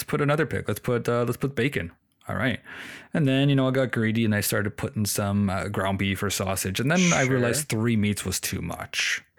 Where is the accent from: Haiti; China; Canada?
Canada; Toronto, Ontario; Oh, and for people listening, we're from Toronto. Being a Toronto boy